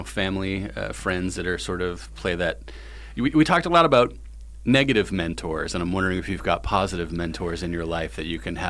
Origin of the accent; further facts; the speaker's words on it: Massachusetts, United States; growing up in Massachusetts